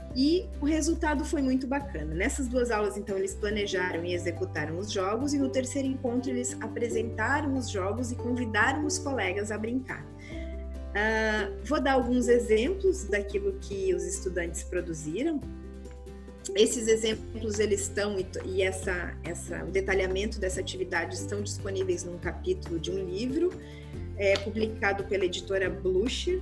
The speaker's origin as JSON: {"language": "Portuguese", "area": "Gaúcha", "region": "Rio Grande do Sul", "country": "Brazil", "also_born_or_lived": "Santa Catarina", "moved": "yes", "said": "sou gaúcha"}